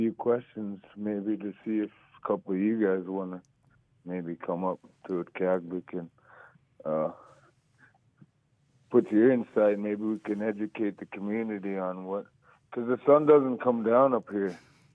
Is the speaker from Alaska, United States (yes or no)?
yes; Buckland, Alaska, United States; also born or lived in Utqiagvik (Barrow), Alaska; now in Utqiagvik, United States; I'm going to be installing solar panels up here in Barrow, but I'm really from Buckland, Alaska.